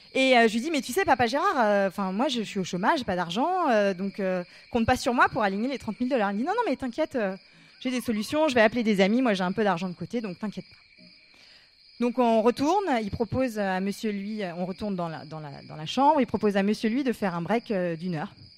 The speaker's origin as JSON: {"language": "French", "town": "Paris", "region": "Île-de-France", "country": "France", "said": "Je leur dis que je viens de Paris"}